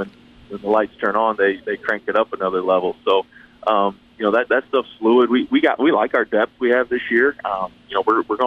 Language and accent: English; Michigan, United States; moved away as an adult; now in Murray, United States; I'm originally from Michigan and played up there and coached up there a year